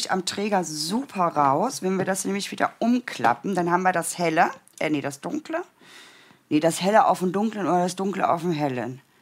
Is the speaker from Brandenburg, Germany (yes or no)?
yes; Brandenburg, Germany; born there; now in Stuttgart, Germany; also ich bin aus dem Land Brandenburg, da bin ich geboren. Ich bin eine kleine Ostperle. Ähm, und mein Mann ähm, hat mich dann aber entführt nach Baden-Württemberg in die Nähe von Stuttgart, in die Berge.